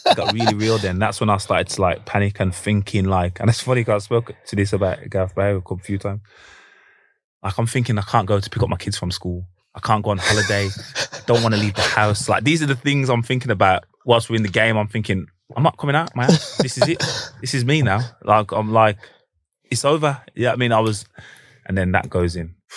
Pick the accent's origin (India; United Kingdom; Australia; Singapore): United Kingdom; Manchester, North West England; we're from Manchester